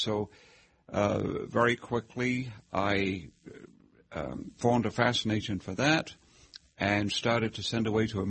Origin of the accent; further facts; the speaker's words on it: England, United Kingdom; accent: mixture of Hoosier and British; now in United States; So there's still some British in the accent, but it's a mixture of Hoosier and British. But I was born and raised in England, and motor racing was all around me.